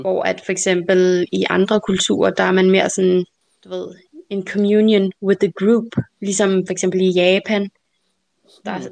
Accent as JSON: {"language": "Danish", "country": "Denmark", "first_language": "Danish", "said": "dansk er mit modersmål"}